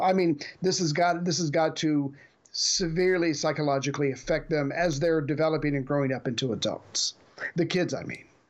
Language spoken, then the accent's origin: English; United States; as the American